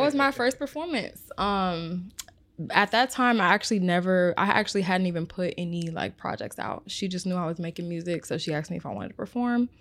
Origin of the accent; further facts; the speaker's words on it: Omaha, Nebraska, United States; I am from Omaha, Nebraska.